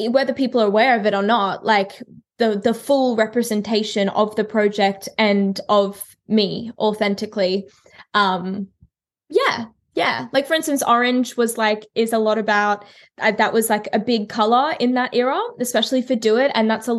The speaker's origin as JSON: {"language": "English", "town": "Brisbane", "region": "Queensland", "country": "Australia", "tie": "born or raised there", "said": "Brisbane, like my hometown"}